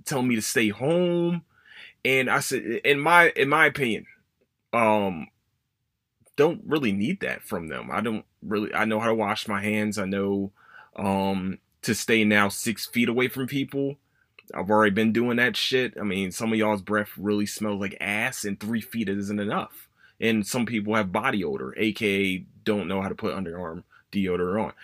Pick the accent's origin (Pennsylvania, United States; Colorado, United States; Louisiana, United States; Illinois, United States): Pennsylvania, United States; Philadelphia; my hometown